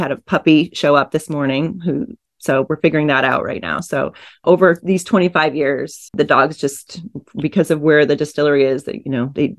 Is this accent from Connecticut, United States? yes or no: yes; Groton, Connecticut, United States; also born or lived in Kansas City; now in Austin, United States; I grew up on the East Coast. My dad was okay. On the Navy submarines in Groton. So, but I was born in Kansas City. I spent a lot of time there too, but I've been in Austin since 1998.